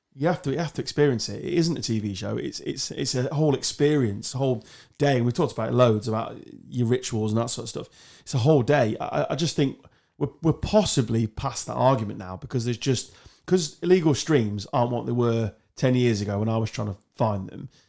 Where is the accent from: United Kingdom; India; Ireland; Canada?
United Kingdom; England; I'm English, or British